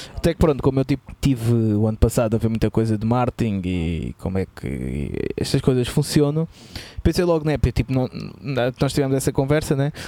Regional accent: Lisbon, Portugal; e eu sou de Lisboa

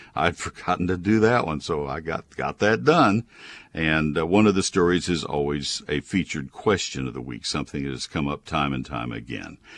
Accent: College Station, Texas, United States; in my first 19 years of life on this earth growing up in College Station

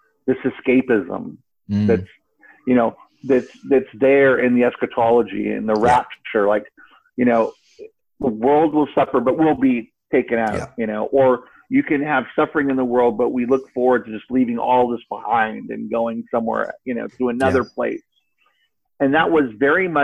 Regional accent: Cape Canaveral, Florida, United States; I was raised in Florida, Cape Canaveral

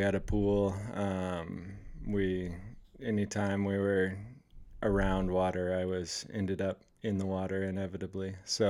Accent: Oregon, United States; moved away; also born or lived in The Dalles, Oregon; So, I born and raised in Oregon.

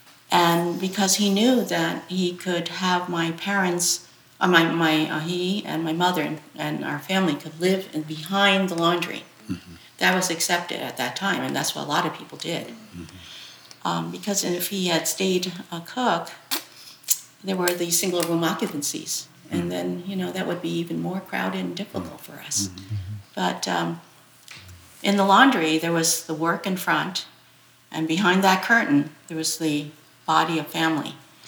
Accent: Port Chester, New York, United States; first language Chinese; English is a second language; I was born in Portchester, New York. Okay. And I grew up there, but I also, every weekend, almost every weekend, we went to New York Chinatown. So that also was part of my upbringing

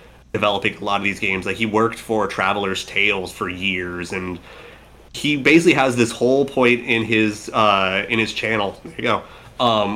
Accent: United States; as an American

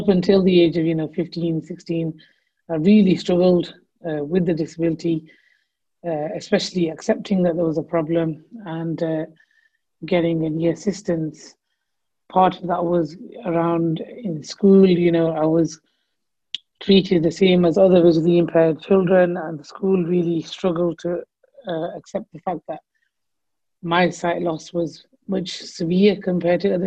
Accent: Blackburn, North West England, United Kingdom; I'm from Blackburn

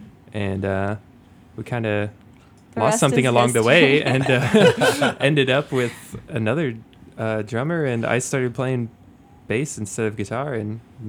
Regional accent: United States; also born or lived in Ohio / Tennessee / Austin, Texas; now in Chicago, United States; I'm originally, I grew up mostly in Ohio and Tennessee. I moved to Texas for a little while, and I was like, well, I'm in Austin.

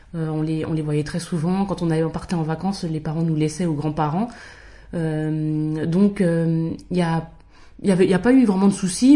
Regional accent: Val-d'Oise, Île-de-France, France; j'ai grandi dans le 95.

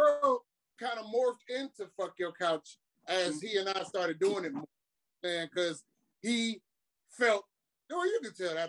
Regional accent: Cleveland, Ohio, United States; also born or lived in Shaker Heights; now in Lakewood, United States; I am from Cleveland via Shaker Heights, currently living in Lakewood on the west side of Cleveland.

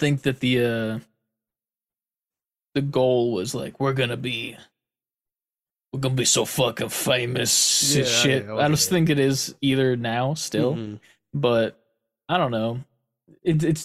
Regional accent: Pennsylvania, United States; we are from Pennsylvania

